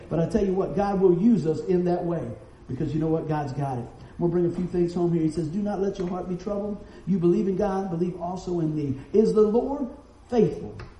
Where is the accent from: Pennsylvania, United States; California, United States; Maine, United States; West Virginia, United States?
West Virginia, United States; we're from West Virginia